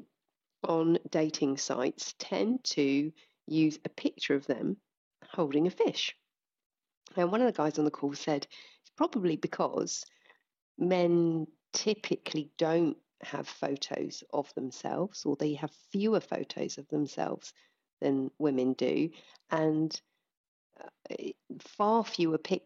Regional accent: United Kingdom; we're British

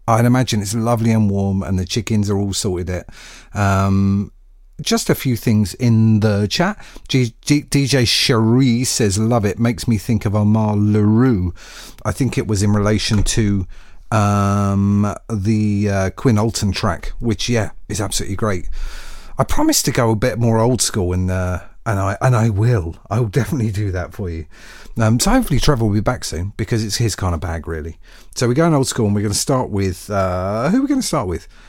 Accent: United Kingdom; as a Brit

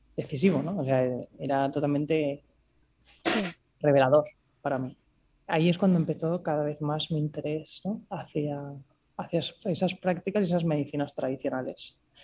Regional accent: Barcelona, Catalonia, Spain; moved away as an adult; also born or lived in Singapore; soy de Barcelona

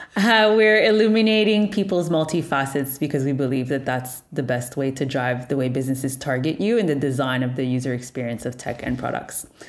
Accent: Montreal, Quebec, Canada; born and raised in Montreal, Canada

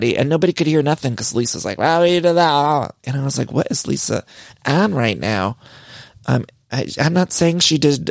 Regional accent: Ohio, United States; moved away; I'm from Ohio

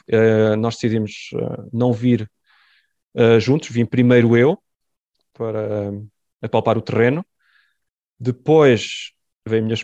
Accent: France; born there; porque sou filho de imigrantes. Aliás, eu nem, nem sequer nasci em Portugal, nasci em França.

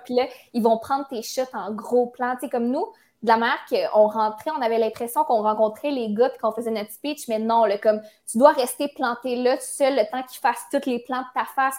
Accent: Quebec City, Quebec, Canada; moved away as an adult; now in Montreal, Canada; je viens de Québec. Mais j'ai déménagé à Montréal pour les réseaux sociaux, les communications et tout. Mais je me vois vraiment revenir à Québec. comme c'est mes racines, c'est ma famille

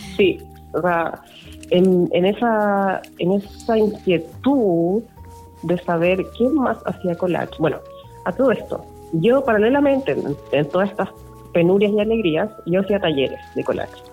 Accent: Copiapó, Atacama, Chile; moved away; also born or lived in Santiago; yo crecí en Copiapó

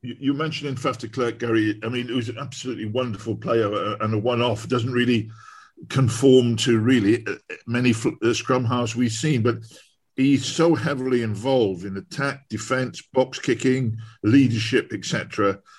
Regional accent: Newport, Wales, United Kingdom; I was born in Newport

